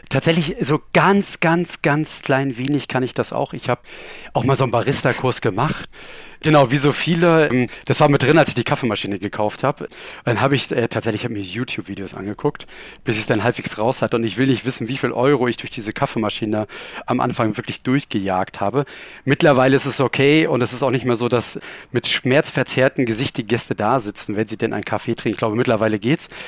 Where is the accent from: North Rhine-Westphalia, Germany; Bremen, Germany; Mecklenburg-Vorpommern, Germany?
Mecklenburg-Vorpommern, Germany; Rostock; Ich komme ursprünglich aus Rostock, ähm, also auch jetzt nicht so weit weg und ähm, habe da auch meine Ausbildung gemacht und habe dann tatsächlich dort auch mein Studium gemacht.